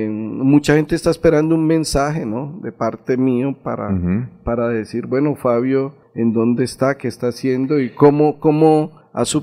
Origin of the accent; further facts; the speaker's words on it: Matanza, Santander, Colombia; born there; Yo soy nacido en Matanza, Santander.